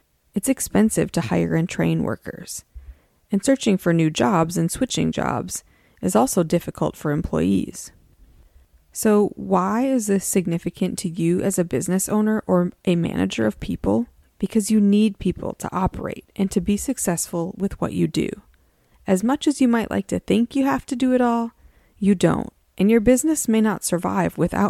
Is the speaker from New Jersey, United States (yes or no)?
no; a college town in Wisconsin, United States; I grew up in a college town. There's a four-year university in my hometown that's part of the University of Wisconsin system.